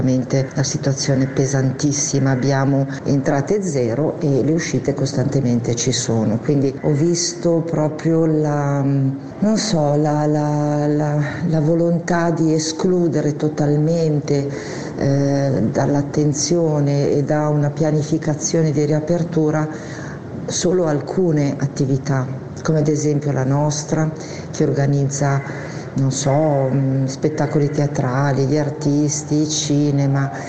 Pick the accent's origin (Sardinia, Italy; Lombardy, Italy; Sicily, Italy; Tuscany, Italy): Lombardy, Italy; Crema; sono di Crema, in provincia di Cremone.